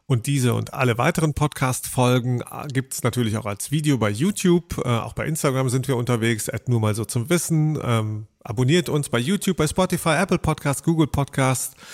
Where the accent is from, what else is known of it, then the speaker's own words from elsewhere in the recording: Germany; wir sind ja auch Deutsche letztlich